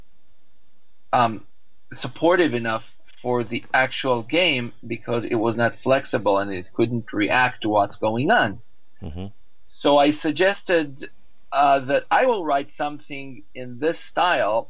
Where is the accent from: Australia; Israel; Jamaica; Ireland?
Israel; I grew up in Israel